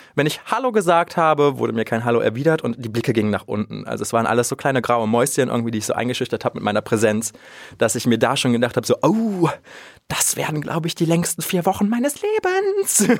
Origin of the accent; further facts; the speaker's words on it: Krefeld, North Rhine-Westphalia, Germany; Ich bin ja in Krefeld auch groß geworden und aufgewachsen